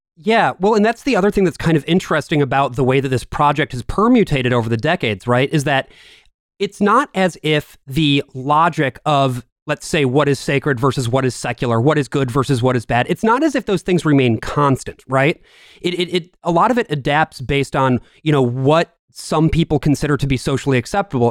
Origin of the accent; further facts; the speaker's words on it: West Michigan, United States; I grew up in West Michigan